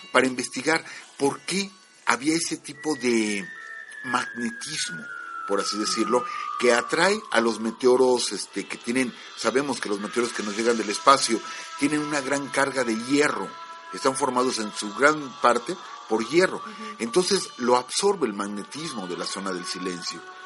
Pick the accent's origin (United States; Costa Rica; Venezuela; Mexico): Mexico; como mexicanos